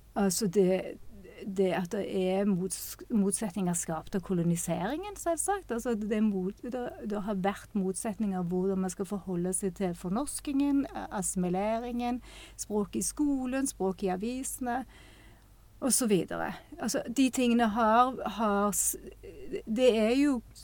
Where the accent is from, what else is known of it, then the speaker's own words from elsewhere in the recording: Western Norway, Norway; jeg har vokst opp på Vestlandet